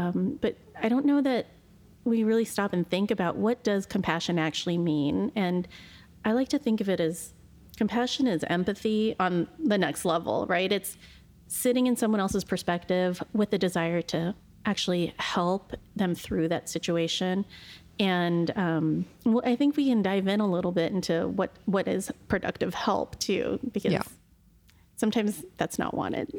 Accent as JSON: {"language": "English", "region": "Pacific Northwest", "country": "United States", "tie": "born or raised there", "said": "And we're both born and raised in the Pacific Northwest."}